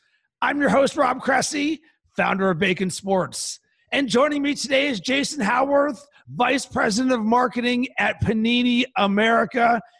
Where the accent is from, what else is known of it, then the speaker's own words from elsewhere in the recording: Pittsburgh, Pennsylvania, United States; now in Chicago, United States; growing up in Pittsburgh